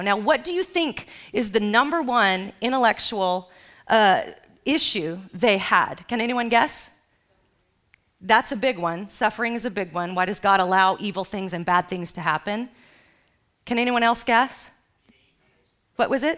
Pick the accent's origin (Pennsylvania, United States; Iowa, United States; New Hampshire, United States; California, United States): California, United States; Los Angeles; I grew up in Los Angeles